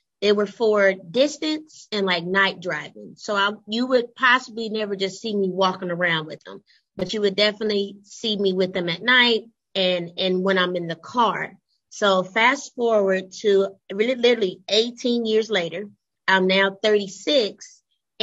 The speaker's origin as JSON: {"language": "English", "town": "Dayton", "region": "Ohio", "country": "United States", "tie": "born or raised there", "said": "born and raised in the Gem City, the city of Flight and Funk, Dayton, Ohio."}